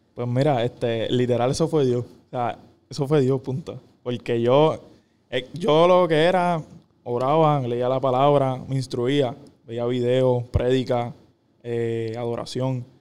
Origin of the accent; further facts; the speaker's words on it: Caguas, Puerto Rico; Yo soy de Cagua, no tengo a nadie ahí.